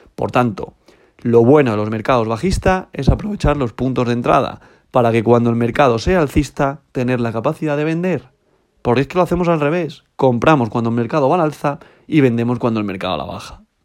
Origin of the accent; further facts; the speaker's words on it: Spain; yo soy español, estoy en España